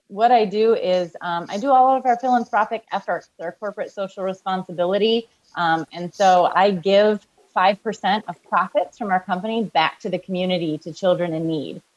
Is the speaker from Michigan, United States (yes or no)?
yes; Kalamazoo, Michigan, United States; I grew up in uh, Kalamazoo, Michigan